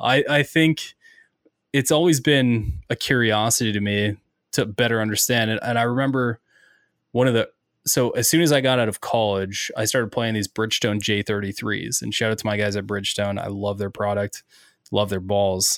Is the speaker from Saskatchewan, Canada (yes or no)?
no; Ontario, Canada; now in Ohio, United States; growing up in Ontario, Canada